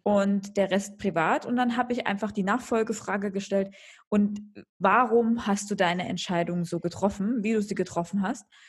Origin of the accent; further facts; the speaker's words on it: eastern Germany, Germany; moved away as an adult; now in Munich, Germany; aus den neuen Bundesländern, ja, aus, aus meiner Heimat sozusagen